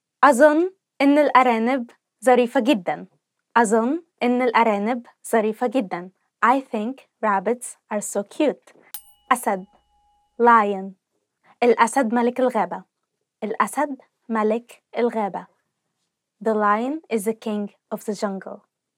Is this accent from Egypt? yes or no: yes; Egypt; So as you all know, I'm from Egypt. I said that before.